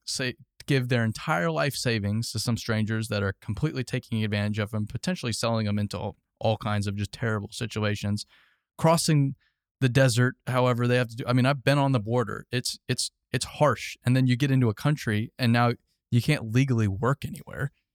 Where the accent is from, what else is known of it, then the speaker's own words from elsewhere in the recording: Arizona, United States; I grew up in Arizona.